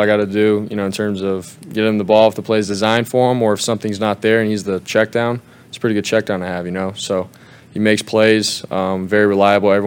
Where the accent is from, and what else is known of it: Arizona, United States; born or raised there; moved away